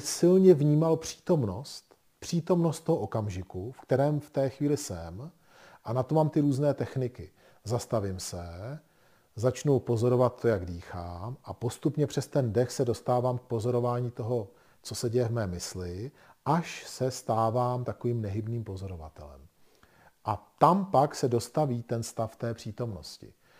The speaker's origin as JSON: {"language": "Czech", "region": "Bohemia", "country": "Czechia", "said": "my jsme se narodili v Čechách"}